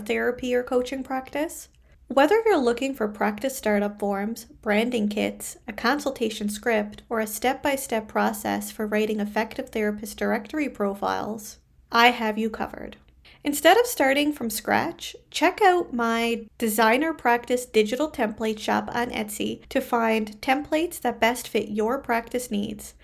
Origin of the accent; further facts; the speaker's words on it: Canada; I am a Canadian social worker